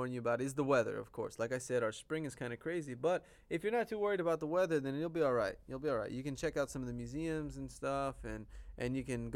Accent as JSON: {"language": "English", "region": "California", "country": "United States", "tie": "born or raised there", "also_born_or_lived": "Las Vegas, Nevada", "moved": "yes", "lives_now": "Novosibirsk, Russia", "said": "I was born in California"}